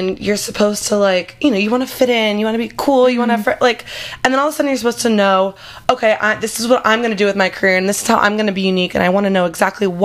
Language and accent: English; Northern Virginia, United States; moved away as an adult; also born or lived in South Carolina; I grew up in Northern Virginia